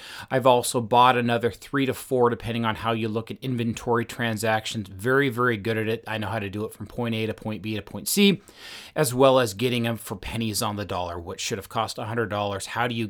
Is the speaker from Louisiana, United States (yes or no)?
no; Washington, United States; I grew up just outside of Seattle, and I've mentioned a few times, I'm just wired to be a challenger.